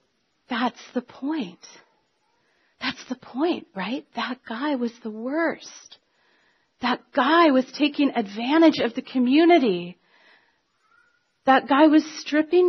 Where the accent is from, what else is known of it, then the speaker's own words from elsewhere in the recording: Canada; we're Canadian